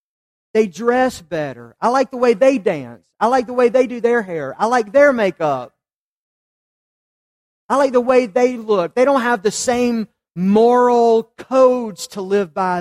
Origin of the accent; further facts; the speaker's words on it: Charlotte, North Carolina, United States; I grew up in West Charlotte